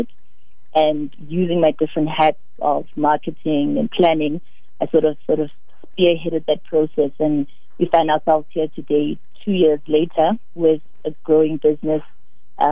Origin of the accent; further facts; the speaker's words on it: Soweto, Gauteng, South Africa; I'm born and raised in Soweto